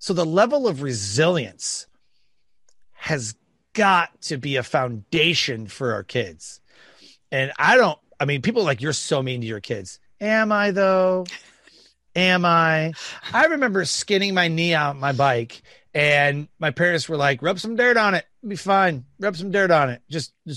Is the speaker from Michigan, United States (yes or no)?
yes; Detroit, Michigan, United States; I grew up in Detroit, Michigan.